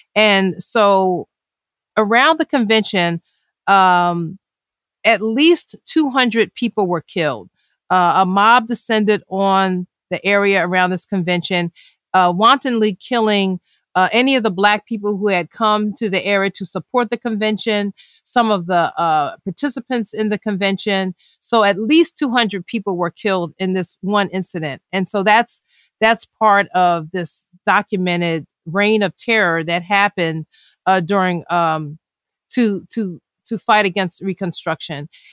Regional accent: Philadelphia, Pennsylvania, United States; I grew up in Philadelphia

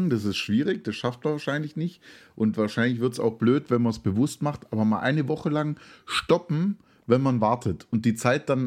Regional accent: Baden-Württemberg, Germany; born there; Ich bin gebürtiger Oberschwabe, na klar bin ich pünktlich.

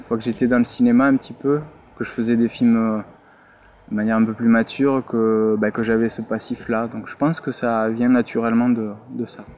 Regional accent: Toulouse, Occitania, France; moved away as an adult; also born or lived in Paris; je suis originaire de Toulouse

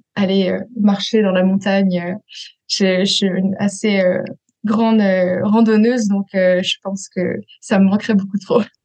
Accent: Paris region, Île-de-France, France; moved away; also born or lived in Switzerland; j'ai grandi euh, en France, euh, en région parisienne

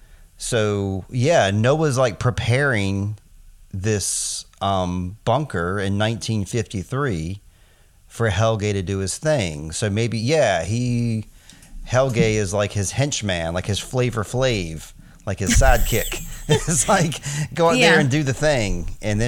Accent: United States; we're American

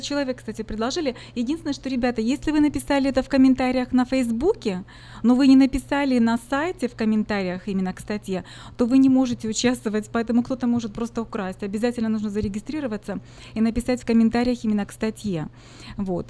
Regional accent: Ukraine; now in Sacramento, United States; я сама из Украины, хохлушка

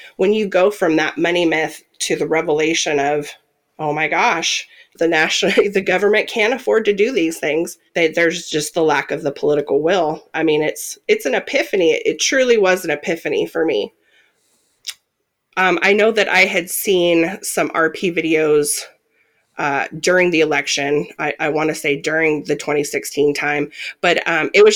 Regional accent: Washington, United States; also born or lived in Nevada; I was born and raised here in Washington State with a short 10-year stint in Nevada

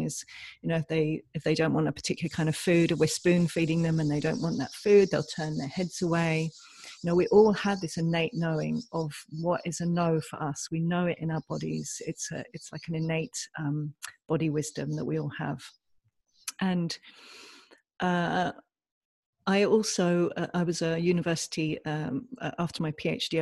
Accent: England, United Kingdom; born or raised there

